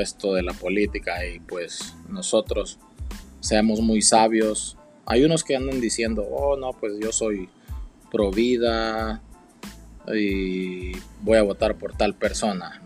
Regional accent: El Salvador; now in United States; en El Salvador tengo toda, toda mi familia

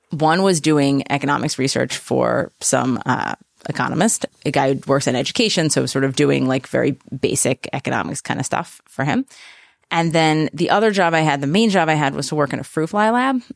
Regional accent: New Haven, Connecticut, United States; come from Connecticut. Okay. I was born in New Haven

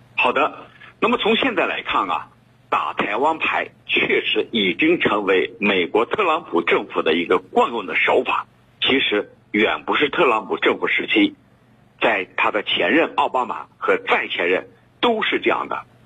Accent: China; 我们中国人民对台湾问题的台湾问题上的感情

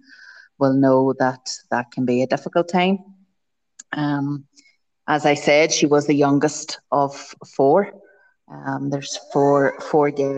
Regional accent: County Tyrone, Northern Ireland, United Kingdom; now in County Armagh, United Kingdom; I'm from Ireland. I'm from a place called, originally from a place called County Tyrone, and I'm now married and live in County Armagh. So it's in the north of Ireland

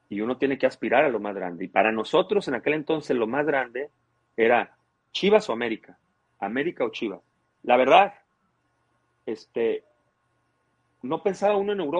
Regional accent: Tampico, Tamaulipas, Mexico; born there; now in Cadereyta, Mexico; yo te dije que nací en Tampico y cuando

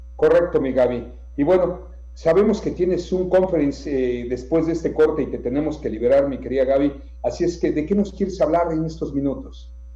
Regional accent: Yucatán, Mexico; como yucatecos también, como mexicanos

